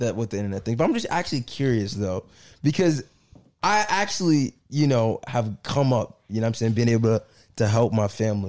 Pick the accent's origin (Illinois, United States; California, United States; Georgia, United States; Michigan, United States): Georgia, United States; Union City; also born or lived in Camp Creek; I grew up in Fairburn Road.